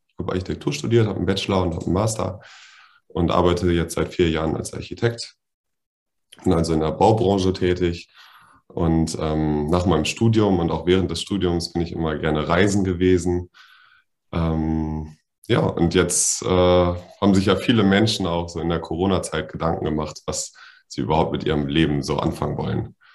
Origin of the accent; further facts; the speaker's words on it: Berlin, Germany; Ähm, ich komme aus Berlin, aus einer äh, geteilten Stadt, ähm, die den, einen sozialistischen und einen kapitalistischen Teil hatte.